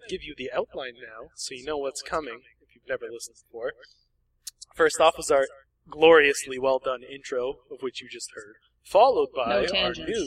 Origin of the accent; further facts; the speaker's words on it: Canada; accent: Canadian; I'm just very good at hiding my Canadian accent